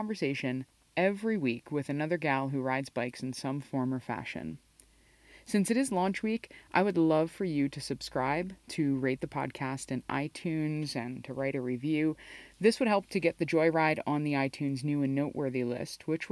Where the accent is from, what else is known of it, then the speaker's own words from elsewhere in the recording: New Jersey, United States; I'm a Jersey girl myself